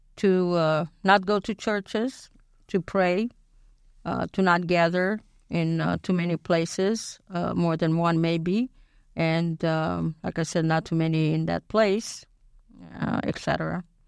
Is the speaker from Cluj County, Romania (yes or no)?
no; Bucharest, Romania; moved away as an adult; now in United States; I was born in Bucharest